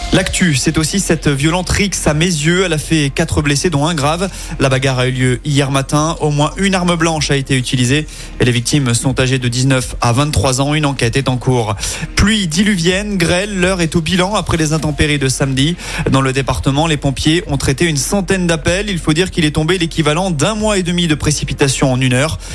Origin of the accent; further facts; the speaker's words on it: Lyon, Auvergne-Rhône-Alpes, France; Chez nous, à Lyon